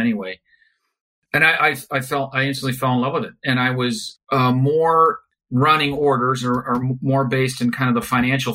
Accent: Chicago, Illinois, United States; moved away as an adult; now in California, United States; growing up in Chicago. And then once we moved to California about 25 years ago

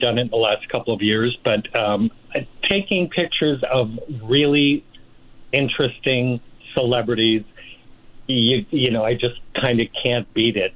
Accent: Rochester, New York, United States; now in Palm Springs, United States; I'm from Rochester, New York originally, and my dad worked for Eastman Kodak for 35 years.

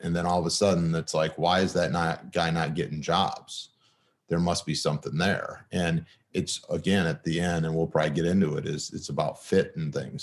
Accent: Michigan, United States; moved away as an adult; also born or lived in Kalamazoo; I'm from Michigan.

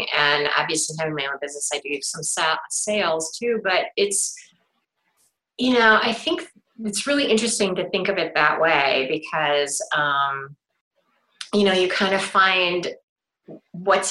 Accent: Cleveland, Ohio, United States; I grew up in Cleveland

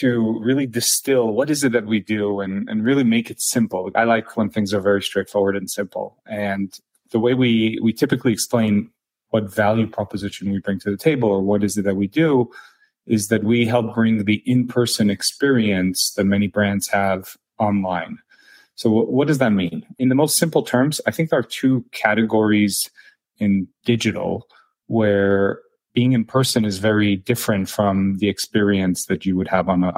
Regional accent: Israel; moved away; also born or lived in Silicon Valley, United States; I spent about half my childhood in Silicon Valley and the other half in Israel. As you can probably tell from my name, I'm originally from Israel.

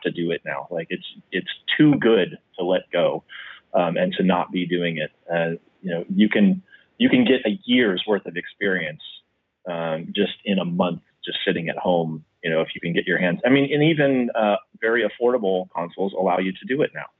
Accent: Midwest, United States; now in San Diego, United States; I grew up in the Midwest

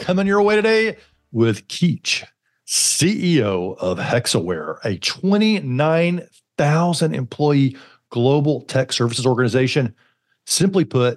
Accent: Alabama, United States; growing up in Alabama

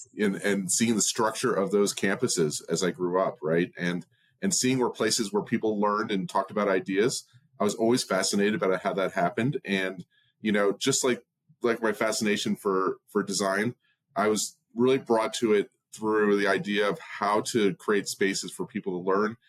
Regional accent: outside New York City, United States; I grew up outside New York City for a long time. My dad worked in Manhattan.

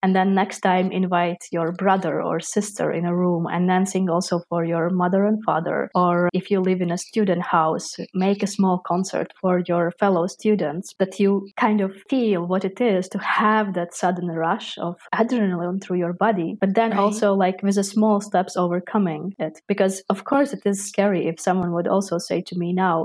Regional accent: Latvia; now in Netherlands; I am from Latvia, from the small country, because there we have a really, really still big possibility to study different arts from an early age.

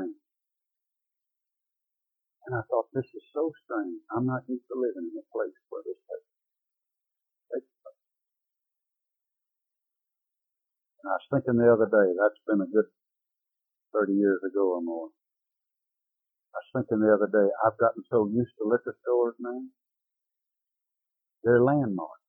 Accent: Waco, Texas, United States; also born or lived in Dallas, Texas; I was raised in Waco, Texas.

